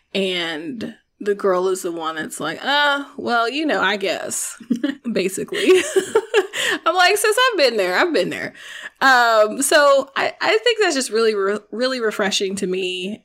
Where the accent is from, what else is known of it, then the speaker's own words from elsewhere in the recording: the South, United States; I'm from the South, but my mother did not make me go to church